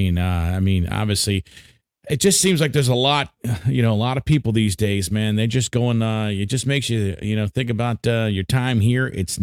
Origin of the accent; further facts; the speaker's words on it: Frederick, Maryland, United States; Listen, we're from the area. We're both from, I'm from Frederick, Maryland.